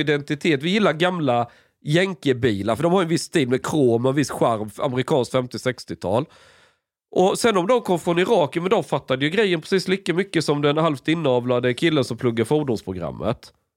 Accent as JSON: {"language": "Swedish", "country": "Sweden", "tie": "born or raised there", "said": "Jag är född i Sverige"}